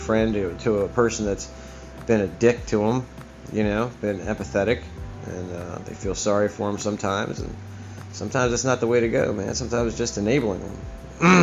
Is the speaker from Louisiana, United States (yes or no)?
no; Baltimore, Maryland, United States; moved away; also born or lived in Catonsville / Key West; I was from Baltimore